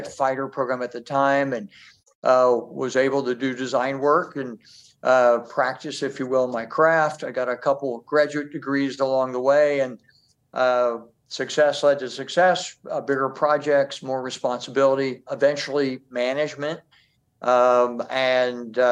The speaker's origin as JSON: {"language": "English", "region": "Midwest", "country": "United States", "tie": "born or raised there", "moved": "yes", "said": "I grew up in the Midwest."}